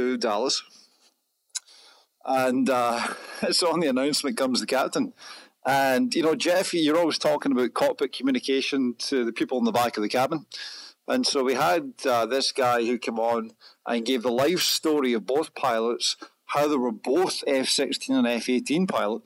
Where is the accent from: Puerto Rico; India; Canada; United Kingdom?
United Kingdom; Scotland; accent: Scottish; I'm Scottish